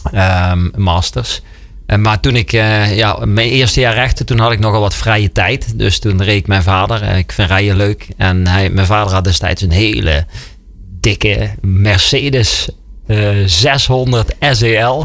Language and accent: Dutch; Limburg, Netherlands; Wij komen uit Limburg